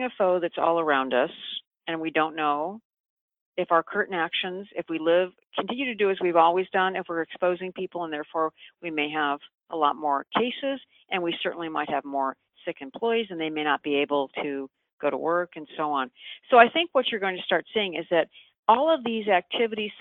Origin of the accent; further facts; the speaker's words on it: San Francisco, California, United States; I'm actually from San Francisco